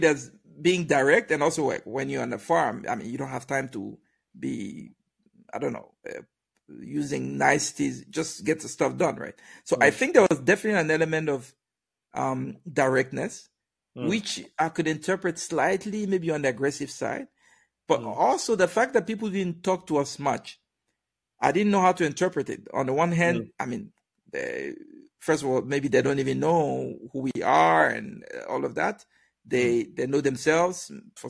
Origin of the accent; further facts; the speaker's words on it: Germany; Me and my friend that we came from Germany.